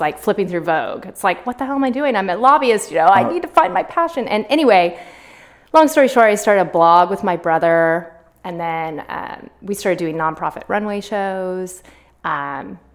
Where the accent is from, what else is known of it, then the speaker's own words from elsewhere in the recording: Sacramento, California, United States; also born or lived in Berkeley; I was born and raised in Sacramento